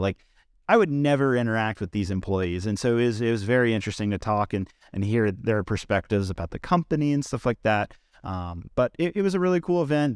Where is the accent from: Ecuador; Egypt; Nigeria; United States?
United States; Richmond, Virginia; here in my hometown of Richmond, Virginia. That's where I've grown up and lived in my entire life